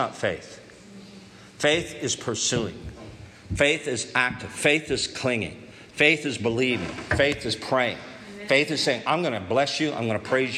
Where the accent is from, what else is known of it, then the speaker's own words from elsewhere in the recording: Canada; We're Canadians